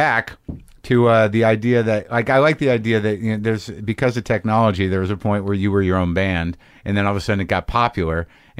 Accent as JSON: {"language": "English", "town": "Albuquerque", "region": "New Mexico", "country": "United States", "tie": "born or raised there", "said": "You know, I grew up in Albuquerque."}